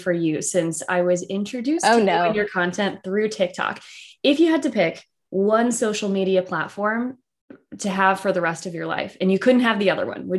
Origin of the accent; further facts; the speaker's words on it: Southwestern Virginia, United States; I grew up in what I would call the north of the South. So Southwestern Virginia.